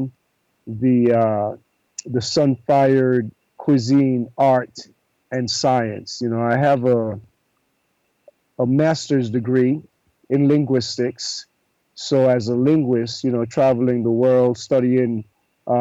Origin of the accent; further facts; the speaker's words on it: Panama; also born or lived in New York City, United States / Brazil / Jamaica / Tanzania; now in Costa Rica; I was born in Panama 70 years ago.